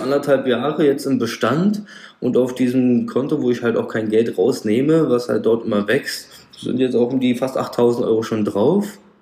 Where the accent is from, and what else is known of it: Frankfurt am Main, Darmstadt, Rhine-Main area, Hesse, Germany